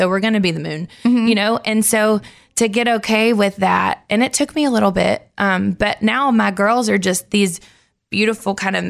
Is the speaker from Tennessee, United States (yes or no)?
yes; Nashville, Tennessee, United States; because I grew up here in Nashville.